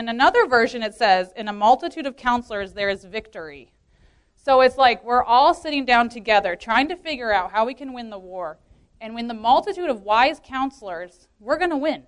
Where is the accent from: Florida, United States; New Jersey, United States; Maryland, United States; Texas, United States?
Maryland, United States; Baltimore; I grew up in the Baltimore church as well as a second generation in the church